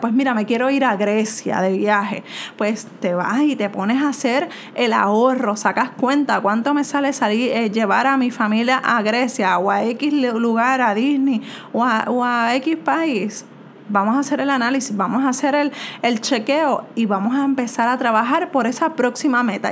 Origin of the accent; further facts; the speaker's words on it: Puerto Rico; soy de Puerto Rico